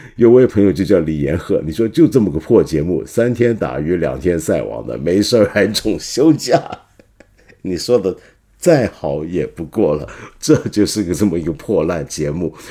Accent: Guangdong, China; 我们广东人要追月嘛

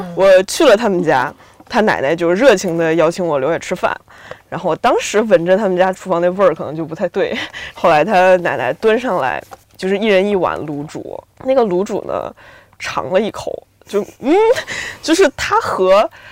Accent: Beijing, China; 其实我不太算北京土著，我算是北京的二三代移民

